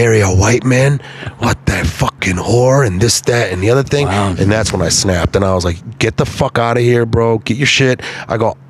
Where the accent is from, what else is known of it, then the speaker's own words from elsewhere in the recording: Detroit, Michigan, United States; moved away; I was a mechanic before I was in the Marines because I grew up in Detroit